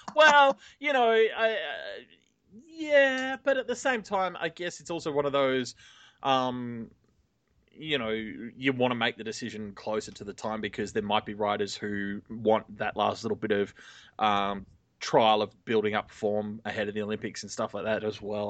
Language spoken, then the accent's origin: English; Sydney, New South Wales, Australia; I'm from here.